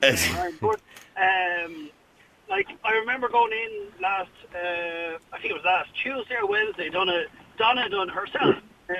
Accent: Dublin, Leinster, Ireland; I'm from Clontarf, and I commute quite regularly from Clontarf into the city centre.

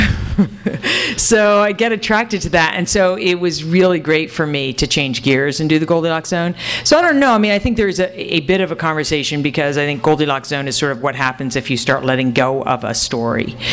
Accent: New Hampshire, United States; moved away as an adult; now in California, United States; I grew up in New Hampshire, and um, as soon as I was 18, I got out, and then I gradually came to California

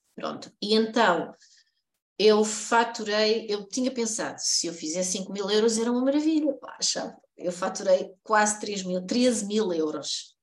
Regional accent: Coimbra, Centro, Portugal; eu sou de Coimbra e a minha infância foi toda passada na Baixa

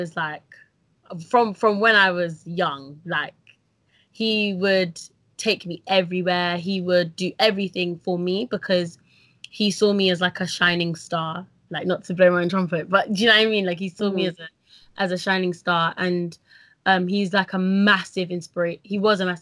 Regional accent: London, United Kingdom; I was born in Northwest London to a mother who was born in Dominica

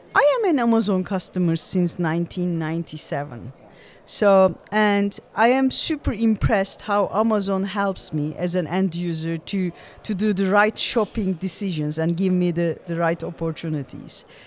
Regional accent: Turkey; moved away; also born or lived in Vienna, Austria / Luxembourg; I studied in Vienna, came back to Turkey

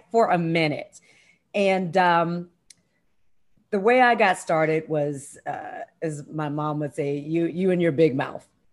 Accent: Columbia, Maryland, United States; moved away; that's my hometown. That's where I went to high school

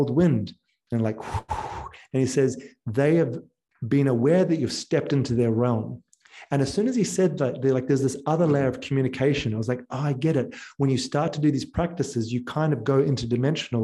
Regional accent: New Zealand; moved away; also born or lived in Australia; I'm from New Zealand

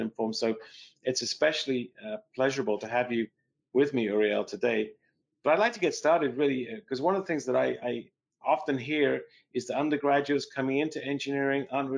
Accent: England, United Kingdom; moved away; where I grew up in England

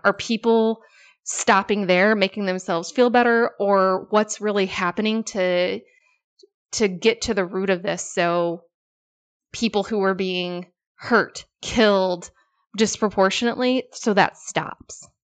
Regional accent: Illinois, United States; childhood growing up in Illinois.

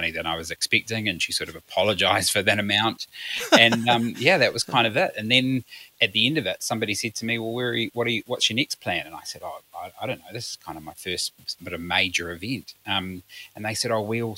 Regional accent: Orewa, Auckland, New Zealand; I grew up in the sunny North Auckland, in a little place called Orewa.

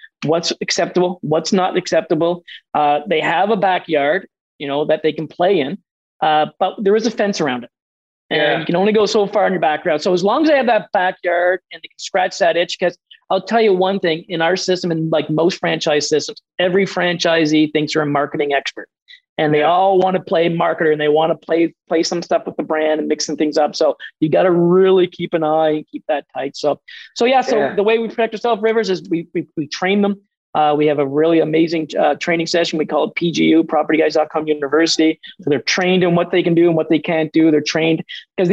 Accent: Atlantic Canada, Canada; as Atlantic Canadians

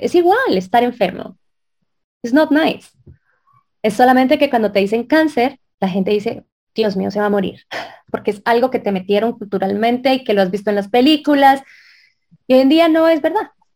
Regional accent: Colombia; yo soy colombiana

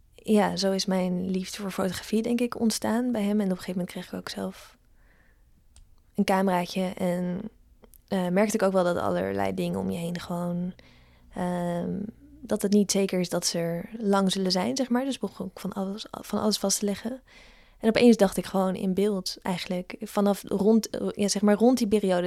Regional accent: Ede, Gelderland, Netherlands; moved away; also born or lived in Amsterdam; Het is oh gewoon waar ik vandaan kom.

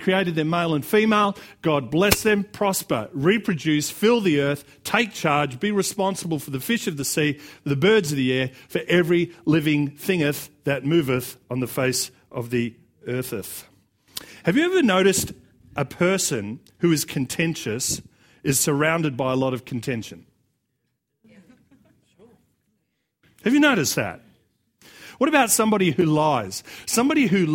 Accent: Australia; accent: Australian; it's just going to be as Australian as it's going to get

